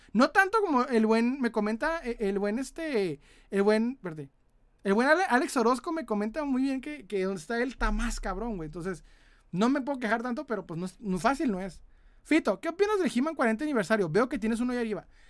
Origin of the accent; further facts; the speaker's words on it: Ciudad Juárez, Chihuahua, Mexico; De Ciudad Juárez, Chihuahua.